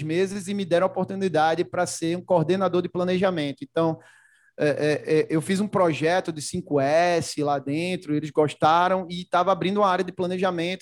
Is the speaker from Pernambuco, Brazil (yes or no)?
yes; Recife, Pernambuco, Brazil; moved away; Eu, eu sou de Recife, natural de Recife